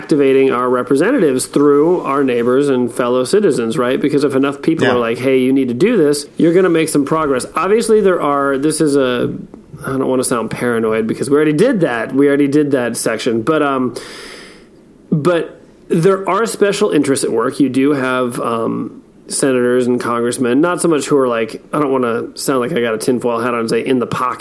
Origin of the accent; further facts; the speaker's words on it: United States; as an American citizen